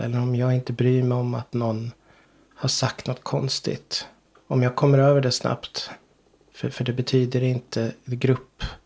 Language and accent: Swedish; Ryda, Sweden; moved away as an adult; now in Knesta, Sweden; Trots att jag känner mig som Rydabo mm. fortfarande. Jag kommer från Ryda